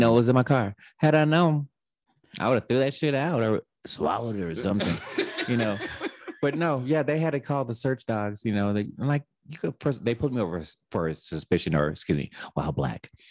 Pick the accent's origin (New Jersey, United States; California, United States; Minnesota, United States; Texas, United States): Texas, United States; I grew up in Texas